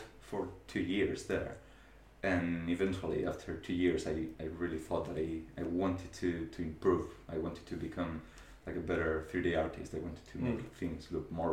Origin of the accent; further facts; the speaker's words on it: Spain; English is a second language; moved away as an adult; now in New Zealand; I come from Spain